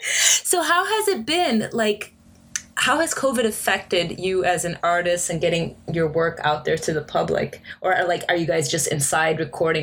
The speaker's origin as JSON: {"language": "English", "country": "United States", "tie": "born or raised there", "moved": "yes", "lives_now": "Ireland", "said": "I grew up in the United States, but my socialization was mostly, apart from school, it was mostly with church people."}